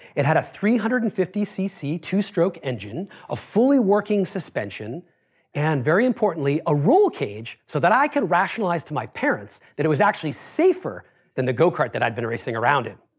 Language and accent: English; Worcester, Massachusetts, United States; I grew up in Worcester, Massachusetts.